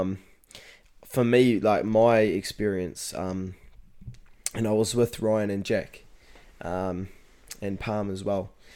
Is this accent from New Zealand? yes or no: yes; Rangiotu, Manawatū-Whanganui, New Zealand; I live out in Rongatea, which is um, small, small rural settlement out in, um, the Manawatu